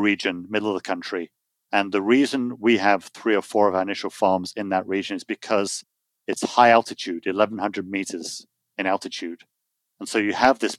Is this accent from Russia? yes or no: no; United Kingdom; now in United States; I'm British with American passport now, so I'm dual citizen.